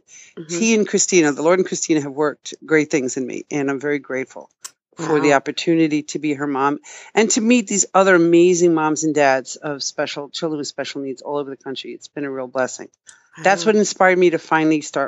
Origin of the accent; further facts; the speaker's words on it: Long Island, New York, United States; I was born and raised on Long Island